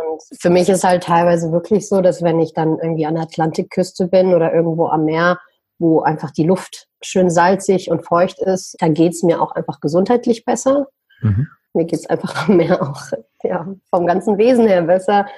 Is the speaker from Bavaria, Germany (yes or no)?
no; Düsseldorf, North Rhine-Westphalia, Germany; moved away as an adult; Ich bin in Deutschland, in Düsseldorf geboren, sage ich mal, bin aber seit einigen Jahren, ich sage ich sag mal so seit acht, neun Jahren in der Welt unterwegs.